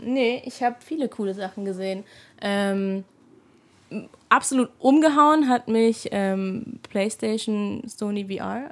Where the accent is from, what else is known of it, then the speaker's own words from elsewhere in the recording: Mainz, Rhineland-Palatinate, Germany; now in Munich, Germany; Aber ich bin eigentlich ja aus Mainz.